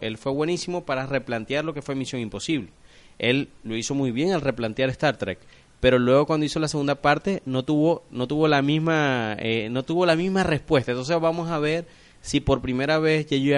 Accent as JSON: {"language": "Spanish", "country": "Venezuela", "said": "como decimos aquí en Venezuela"}